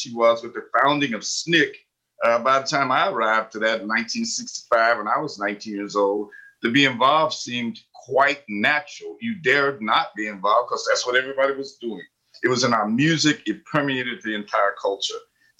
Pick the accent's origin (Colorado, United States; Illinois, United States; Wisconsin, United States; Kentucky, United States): Kentucky, United States; Harlan; moved away; I grew up in Eastern Kentucky, doing what you might call the days of rigid segregation.